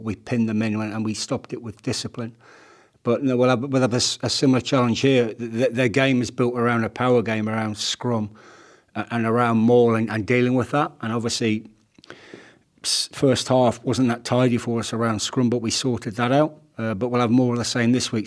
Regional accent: Leicester, East Midlands, United Kingdom; the environment I grew up with in Leicester.

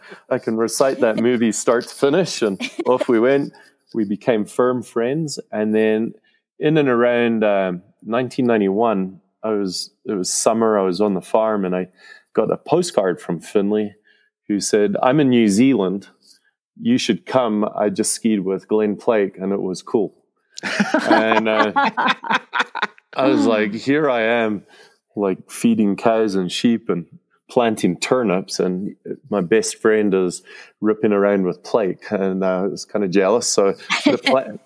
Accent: Scotland, United Kingdom; now in Mammoth Lakes, United States; I grew up in Scotland on a sheep and cattle farm

